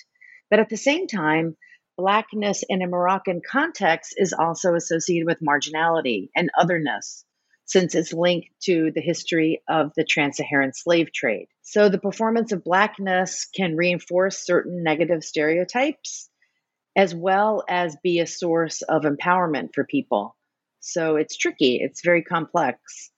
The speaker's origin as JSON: {"language": "English", "town": "New Orleans", "region": "Louisiana", "country": "United States", "tie": "born or raised there", "moved": "as an adult", "lives_now": "Boston, United States", "said": "as an American, and I grew up in New Orleans in the South, I was very sensitive to these racialized categories."}